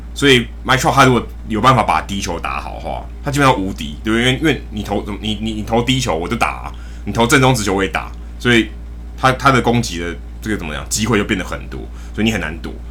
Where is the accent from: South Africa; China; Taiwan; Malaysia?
Taiwan; 我们因为身在台湾，然后我们，我跟Jackie其实是土生土长的台湾人